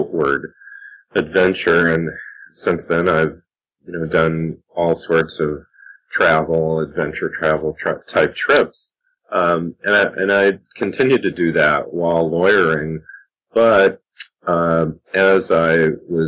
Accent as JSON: {"language": "English", "region": "Indiana", "country": "United States", "tie": "born or raised there", "said": "growing up in Indiana, here in the Midwest of the U.S."}